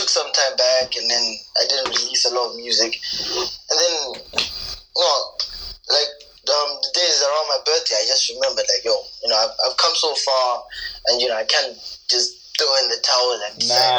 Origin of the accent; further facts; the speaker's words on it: Harare, Zimbabwe; moved away; Mm-hmm. And I'm an artist from Zimbabwe, Harare.